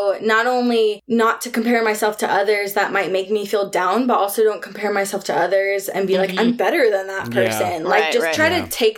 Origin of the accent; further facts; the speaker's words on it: New York, United States; moved away as an adult; also born or lived in Brooklyn; now in Portland, United States; my family's all from New York. Like, I was born in New York.